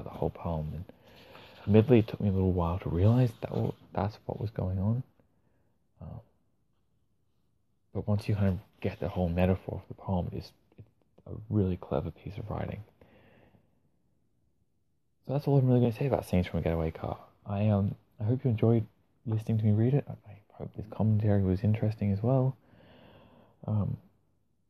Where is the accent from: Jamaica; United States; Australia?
Australia; accent: Australian; as an Australian reading Australian poetry